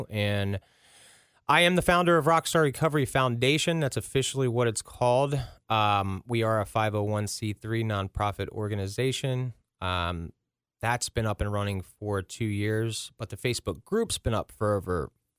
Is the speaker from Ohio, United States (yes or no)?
yes; Ross, Ohio, United States; also born or lived in Princeton, Ohio; I grew up in Ross, Ohio.